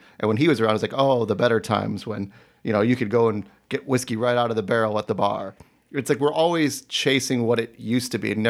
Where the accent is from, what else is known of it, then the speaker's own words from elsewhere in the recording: Cleveland, Ohio, United States; oh, I'm from Cleveland. I drove all the way out here to be with my Seattle brethren.